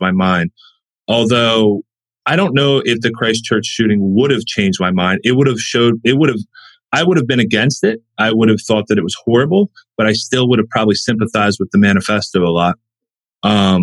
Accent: West Virginia, United States; I'm from West Virginia. I've grown up here my whole life. I was born out of state

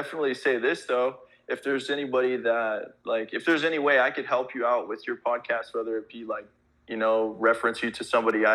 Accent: California, United States; I grew up out in California

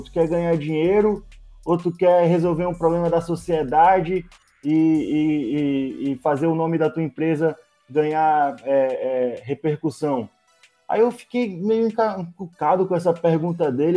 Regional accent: Manaus, Amazonas, Brazil; eu sou, eu sou aqui de Manaus

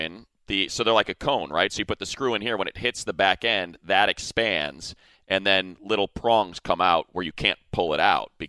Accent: New York, United States; You don't know sandwiches. I'm a New Yorker. I know sandwiches.

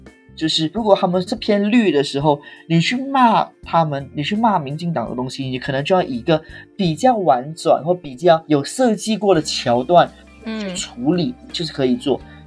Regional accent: Taiwan; 对不起，我们是台湾人。

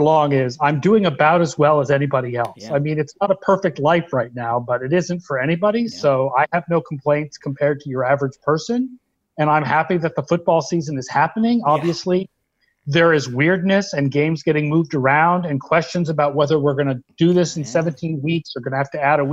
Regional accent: Sharon, Massachusetts, United States; I grew up in Sharon, Massachusetts, which is next to Foxborough

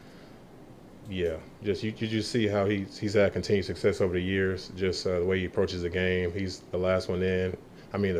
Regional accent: Florida, United States; born or raised there; moved away

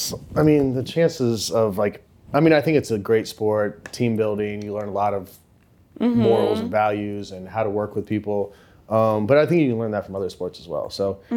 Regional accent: Indiana, United States; now in Nashville, United States; Southern Indiana.

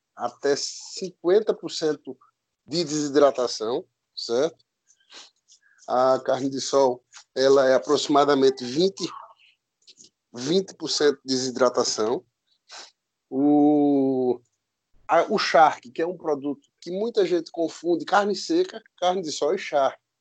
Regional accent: Picuí, Paraíba, Brazil; sou nascido em Picuí, na Paraíba

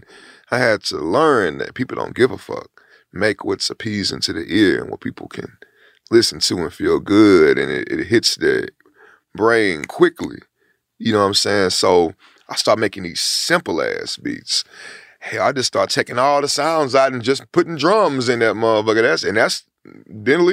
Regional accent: Houston, Texas, United States; I'm from Studio Wood

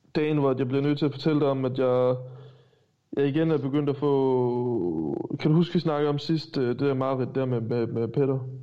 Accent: Stenstrup, Southern Denmark, Denmark; jeg er fra Stenstrup

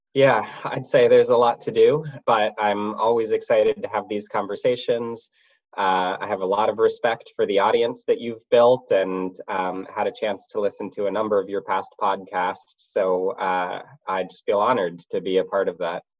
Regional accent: United States; I grew up outside of the DC area

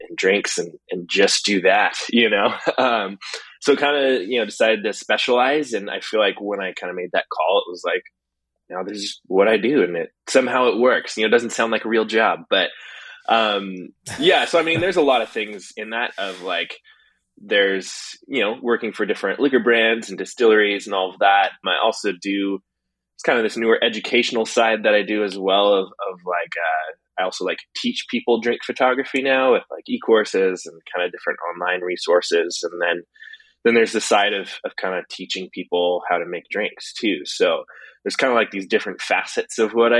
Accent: Portland, Oregon, United States; I'm from Portland, Oregon

